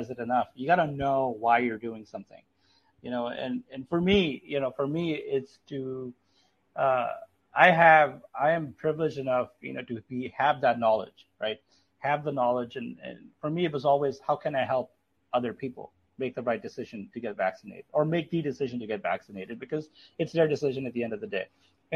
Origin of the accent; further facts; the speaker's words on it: Pakistan; moved away; I'm from Pakistan